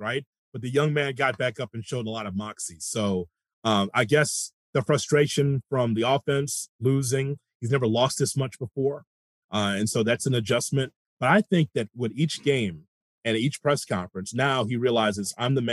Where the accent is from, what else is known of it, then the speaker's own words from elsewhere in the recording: Chicago, Illinois, United States; I'm a kid from the South Side